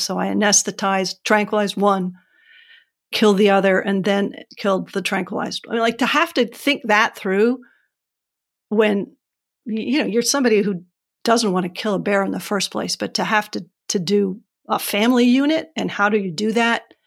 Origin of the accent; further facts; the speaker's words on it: New Hampshire, United States; I'm from New Hampshire